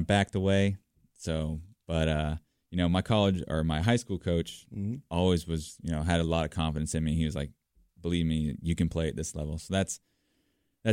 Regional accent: Pinehurst, North Carolina, United States; also born or lived in Redondo Beach, California; I'm from, I grew up in a town, Redondo Beach, California. Then when I was 12, I moved to Pinehurst, North Carolina. So I kind of grew up in two different places

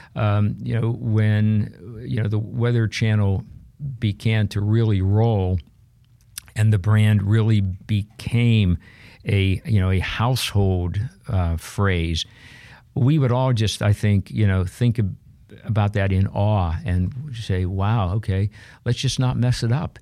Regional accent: Pittsburgh, Pennsylvania, United States; I grew up in Pittsburgh, Pennsylvania

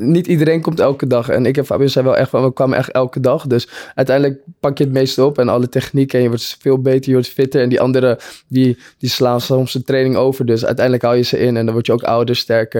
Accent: Purmerend, North Holland, Netherlands; we uit Purmerend kwamen

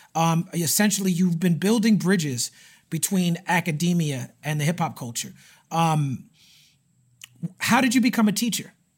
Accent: New York City, New York, United States; growing up in Brooklyn

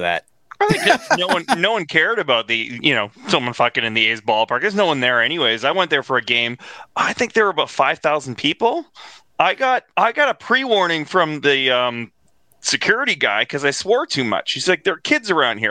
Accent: Toronto, Ontario, Canada; growing up in Toronto

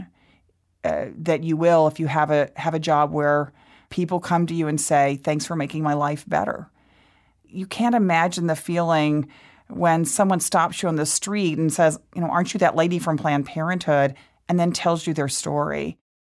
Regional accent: Waco, Texas, United States; I was born in Waco, Texas, to parents who were just total rabble-rousers

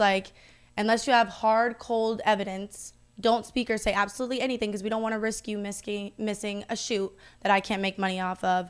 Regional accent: the South, United States; I'm from the South

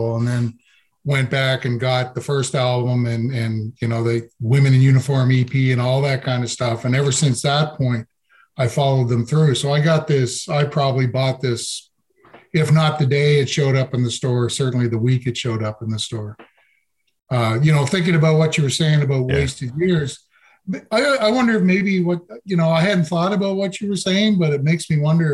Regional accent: Grand Bay, New Brunswick, Canada; I'm in a place called Grand Bay, New Brunswick

